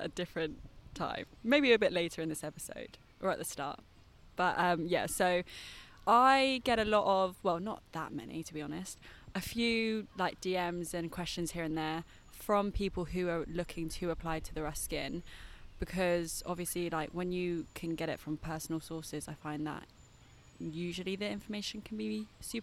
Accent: London, United Kingdom; I did my art foundation in London, but that's also because I'm from London

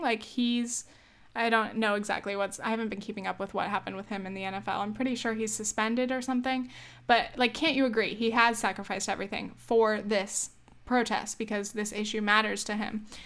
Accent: United States; I'm glad to be an American

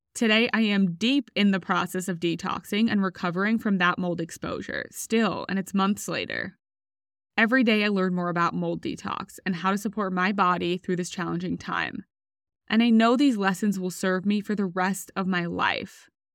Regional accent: Australia; moved away as an adult; also born or lived in United States; I was recruited from Australia to row for U S University on a full scholarship

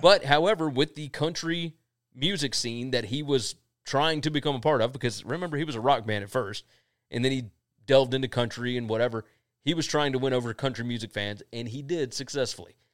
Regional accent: Mississippi, United States; we're from Mississippi

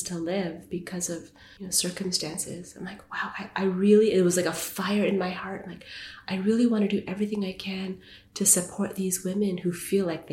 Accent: Vancouver, British Columbia, Canada; moved away as an adult; also born or lived in Winnipeg / New York; now in Toronto, Canada; Born and raised in Canada, born in Winnipeg, grew up in Vancouver

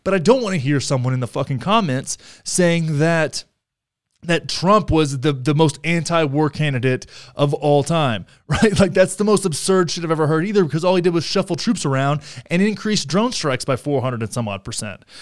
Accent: Texas, United States; I'm such a Texan

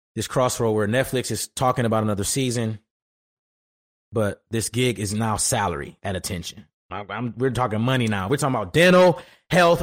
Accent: Detroit, Michigan, United States; moved away as an adult; also born or lived in Los Angeles / Houston; back home at Detroit

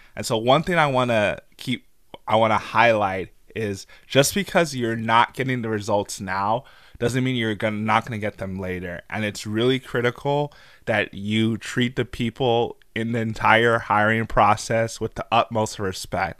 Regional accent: St. Louis, Missouri, United States; moved away as an adult; also born or lived in Albuquerque, New Mexico; I'm from Saint Louis, so I was in Albuquerque, New Mexico, working for General Mills at the time.

